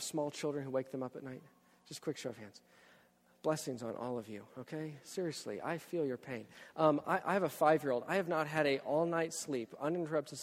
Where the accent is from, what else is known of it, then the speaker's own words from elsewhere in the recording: Texas, United States; moved away; I'm from Texas.